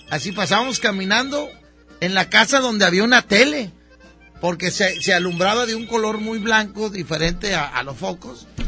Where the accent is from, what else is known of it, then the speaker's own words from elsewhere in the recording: Nuevo León, Mexico; born there; estoy hablando de los que nacimos aquí en Nuevo León, ¿verdad?